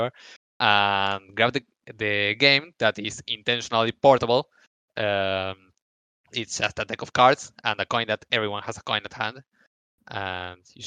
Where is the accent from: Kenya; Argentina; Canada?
Argentina; here in Argentina